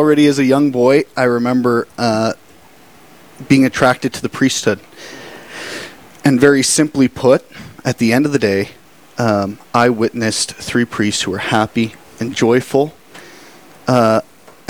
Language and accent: English; Torrington, Wyoming, United States; I was born and raised in Torrington, Wyoming